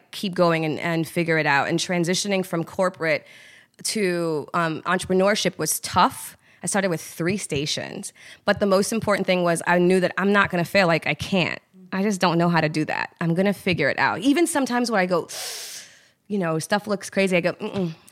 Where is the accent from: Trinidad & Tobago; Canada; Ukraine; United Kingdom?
Trinidad & Tobago; we're Trinidadian, but Trinidad is a melting pot